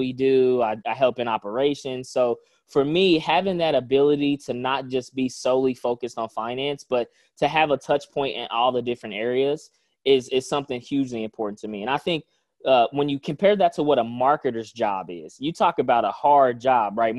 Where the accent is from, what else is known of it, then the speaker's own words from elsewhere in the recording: Indianapolis, Indiana, United States; I grew up in a single-parent home here in Indianapolis, Indiana